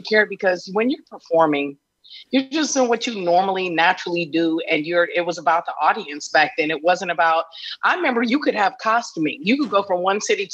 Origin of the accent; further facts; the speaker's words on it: Arizona, United States; moved away; I was from Arizona.